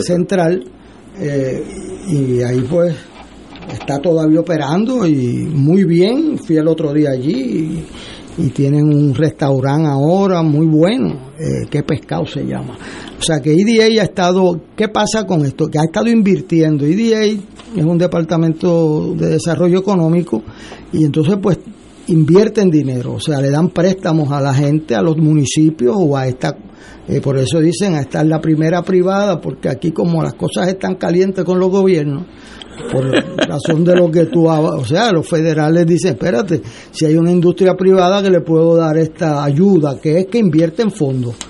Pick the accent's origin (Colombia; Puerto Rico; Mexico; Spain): Puerto Rico; para mí como puertorriqueño